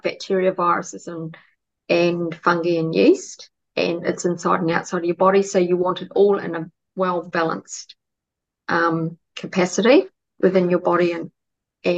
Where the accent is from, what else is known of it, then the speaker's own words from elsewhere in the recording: New Zealand; now in Australia; I'm originally from New Zealand, but lived in Australia for a long time